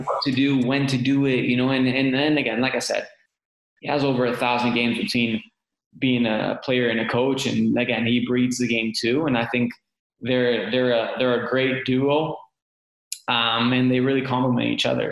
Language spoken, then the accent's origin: English; Canada; moved away; as a Canadian